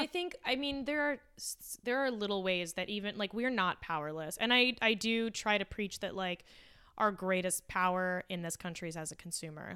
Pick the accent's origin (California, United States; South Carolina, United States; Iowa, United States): California, United States; La Puente; I come from Lapuente, which is now kind of gentrif-, satisfied